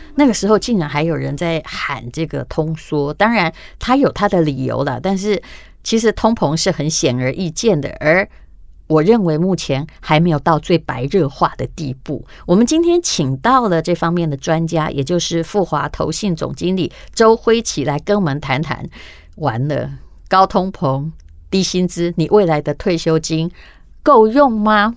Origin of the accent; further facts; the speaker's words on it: Taiwan; 我们台湾的